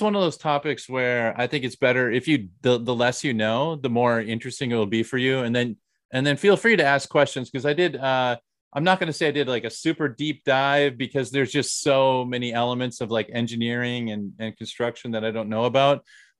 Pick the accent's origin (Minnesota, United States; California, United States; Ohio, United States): Minnesota, United States; now in South Korea; I'm from Minnesota.